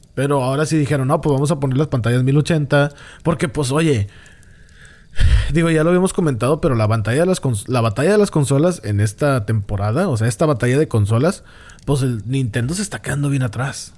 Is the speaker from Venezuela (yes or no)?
no; Mexico; como muchos mexicanos nada más lo llegamos a tener bien actualizado